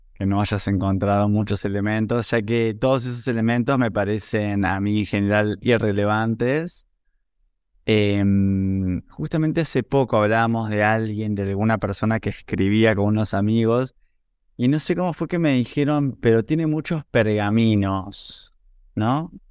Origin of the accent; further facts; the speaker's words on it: Buenos Aires, Argentina; nací en Buenos Aires en 1980